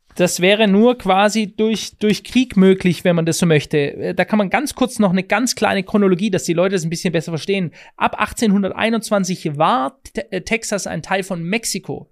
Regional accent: Germany; bei uns in Deutschland

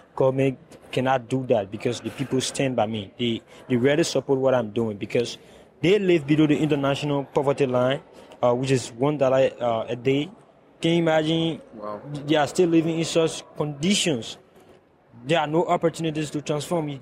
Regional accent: Liberia; I come from the Republic of Liberia and I live in West Point, that is a slum in, uh, Monrovia

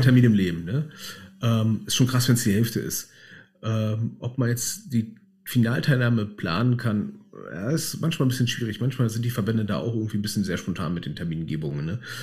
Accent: Berlin, Germany; wir sind halt Berliner

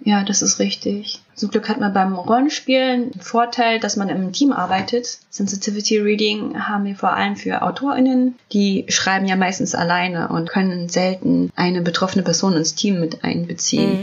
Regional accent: Germany; Ich bin ja in Deutschland geboren

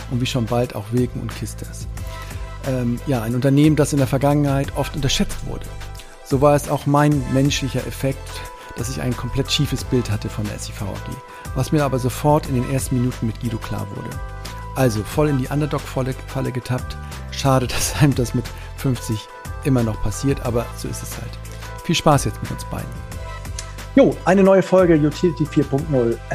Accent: Neumünster, Schleswig-Holstein, Germany; ich komme ja, ich aus Neumünster, ne, dann denken auch immer, dann sage ich immer Schleswig-Holstein

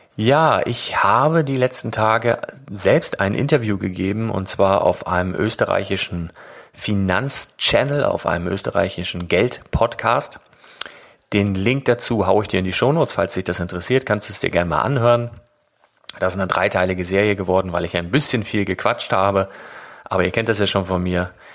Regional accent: Northern Germany, Germany; als Norddeutscher

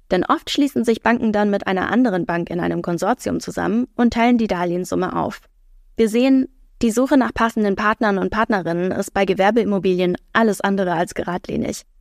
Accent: Hamburg, Germany; Ich komme aus Hamburg

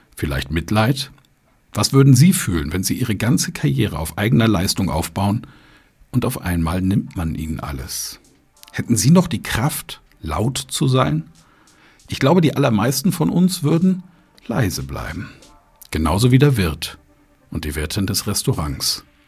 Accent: Germany; wir Deutschen

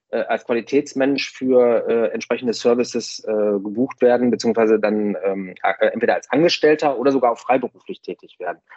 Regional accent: Essen, North Rhine-Westphalia, Germany; ich komme ja jetzt hier aus dem Ruhrgebiet in Essen

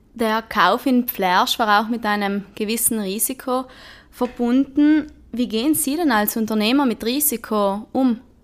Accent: South Tyrol, Trentino-Alto Adige, Italy; wie wir in Südtirol sagen, Hydrauliker

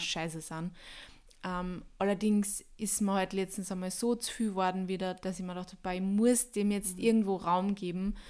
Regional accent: Austria; ich bin Österreicher

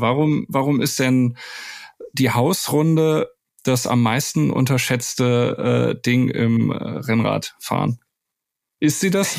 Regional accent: the Baldeneysee / Wuppertal area, North Rhine-Westphalia, Germany; ich komme ja auch aus der Ecke vom Tom

